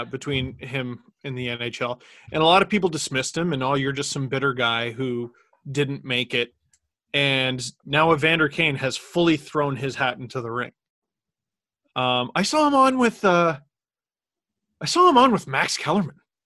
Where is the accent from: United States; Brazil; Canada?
Canada; Toronto, Ontario; we grew up in Scarborough